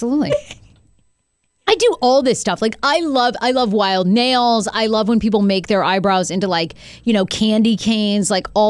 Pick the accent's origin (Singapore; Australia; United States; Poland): United States; New England; Welcome to growing up in New England. That's why you start smoking at like 14.